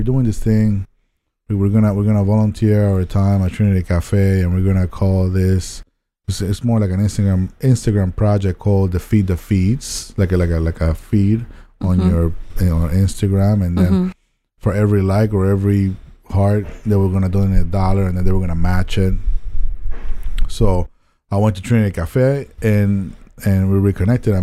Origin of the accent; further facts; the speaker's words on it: Panama City, Panama; English is a second language; moved away as an adult; also born or lived in Tallahassee, Florida; I was born and raised in Panama, Panama City